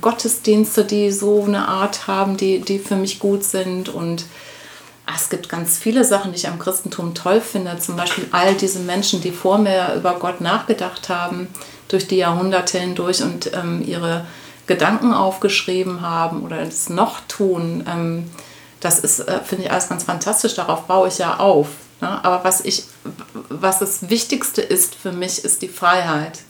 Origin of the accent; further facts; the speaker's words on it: Essen, North Rhine-Westphalia, Germany; moved away; ich bin tatsächlich in Essen geboren ja. und ähm, habe da ähm, nicht meine Kindheit verbracht, aber meine Jugend und ähm, habe da auch Abitur gemacht